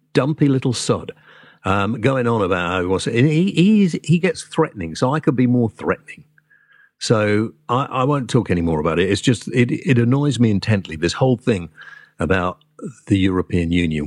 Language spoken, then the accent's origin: English; Wales, United Kingdom; moved away; I'm a Welshman